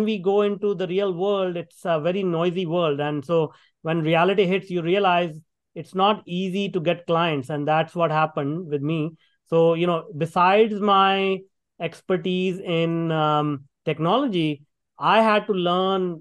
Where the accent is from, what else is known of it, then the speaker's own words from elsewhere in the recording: India; moved away as an adult; now in Canada; I grew up in India working in a factory for $2 a day